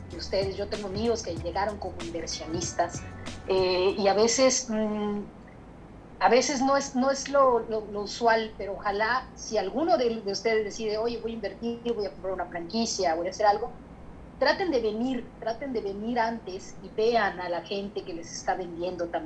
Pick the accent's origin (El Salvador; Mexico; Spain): Mexico; now in Canada; yo para, yo para poder abrir mi corporación como, como mexicana con mi permiso de trabajo, este, la, la pude abrir sola, la podía abrir sola.